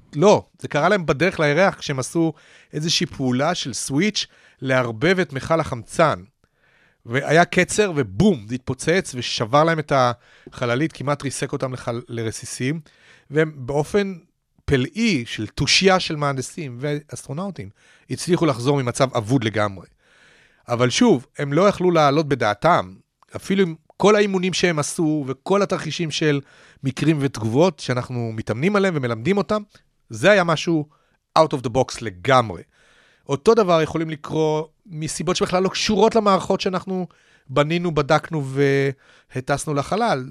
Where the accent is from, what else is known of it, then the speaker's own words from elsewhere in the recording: Petah Tikva, Central District, Israel; אני גדלתי כנער בפתח תקווה בשנות ה-60